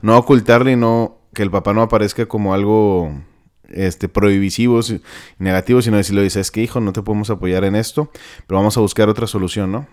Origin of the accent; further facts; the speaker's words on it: Mexico; todos somos mexicanos